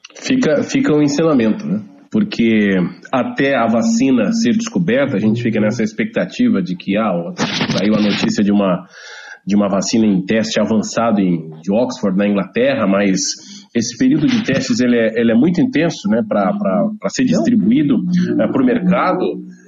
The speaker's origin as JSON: {"language": "Portuguese", "region": "Santa Catarina", "country": "Brazil", "also_born_or_lived": "Rio Grande do Sul", "said": "sou catarinense"}